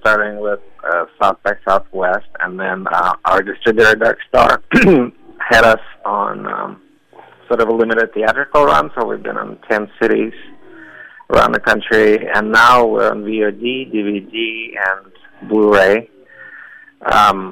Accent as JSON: {"language": "English", "country": "Russia", "tie": "born or raised there", "moved": "yes", "lives_now": "United States", "said": "being gay growing up in Russia"}